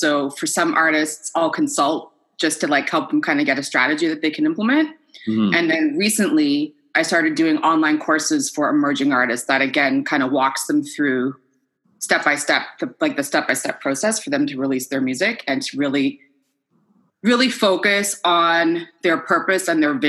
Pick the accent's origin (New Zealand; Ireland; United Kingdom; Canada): Canada; Halifax, Nova Scotia; also born or lived in Quebec / Edmonton / Ottawa; I grew up all over Canada, but I'm originally from Nova Scotia.